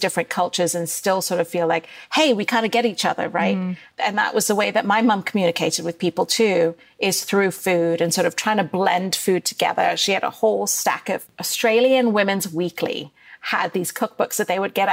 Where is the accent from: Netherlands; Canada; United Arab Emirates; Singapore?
United Arab Emirates; Dubai; moved away; also born or lived in Bombay, India / Northwestern University, United States; I grew up in Dubai during the first Gulf War